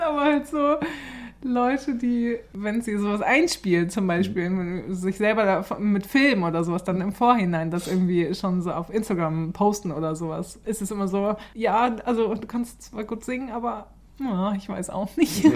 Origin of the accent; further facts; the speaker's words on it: Germany; now in Stockholm, Sweden; unser Leben als Deutsche